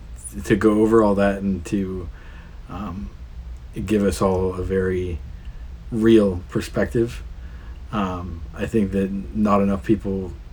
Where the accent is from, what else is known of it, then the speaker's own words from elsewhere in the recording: Orange County, California, United States; I grew up in Orange County